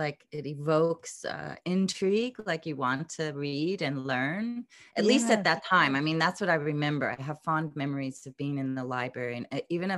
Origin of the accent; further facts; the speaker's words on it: Pensacola, Florida, United States; born there; So I was born in Pensacola, Florida, but I was born into a military family. So we moved around quite a bit